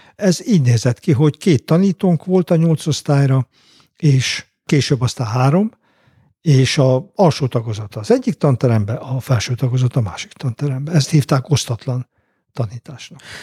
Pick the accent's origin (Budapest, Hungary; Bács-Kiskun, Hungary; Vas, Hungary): Bács-Kiskun, Hungary; Homokmégy; én mindenhol úgy lettem anyakönyvezve, hogy én homokményen születtem